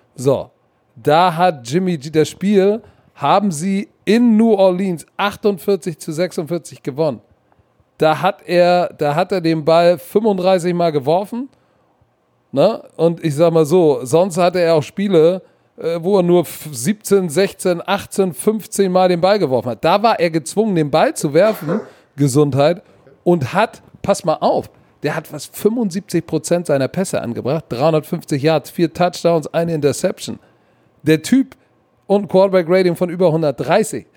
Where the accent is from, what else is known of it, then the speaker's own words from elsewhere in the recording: Hamburg, Germany; als Junge aus Sankt Pauli